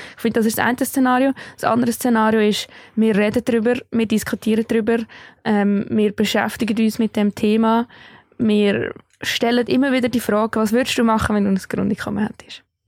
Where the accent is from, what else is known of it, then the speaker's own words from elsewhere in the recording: Switzerland; hier bei uns in der Schweiz